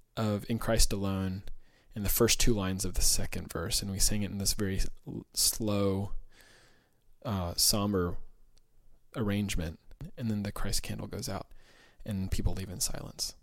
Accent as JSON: {"language": "English", "region": "Georgia", "country": "United States", "tie": "born or raised there", "moved": "yes", "said": "I grew up in Georgia"}